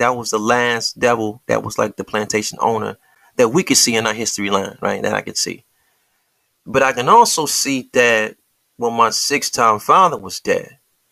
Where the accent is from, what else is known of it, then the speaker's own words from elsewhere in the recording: Detroit, Michigan, United States; I am from Detroit